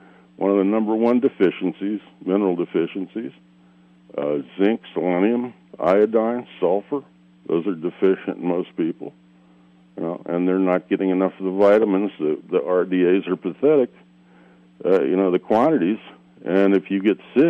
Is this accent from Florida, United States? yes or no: yes; South Florida, United States; I grew up in South Florida